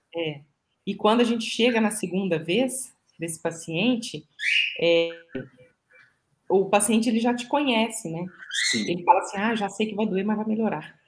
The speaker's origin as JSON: {"language": "Portuguese", "region": "Minas Gerais", "country": "Brazil", "said": "eu, como uma boa mineira"}